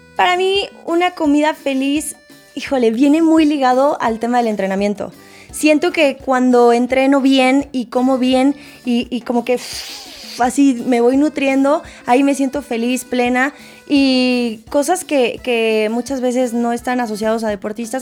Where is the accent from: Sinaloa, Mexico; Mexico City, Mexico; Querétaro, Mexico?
Mexico City, Mexico; also born or lived in Puebla; Yo soy de la Ciudad de México, pero hay una confusión efectivamente porque en muchos ah. lados dicen que soy de Puebla, pero yo estudié en Puebla, no es que sea de Puebla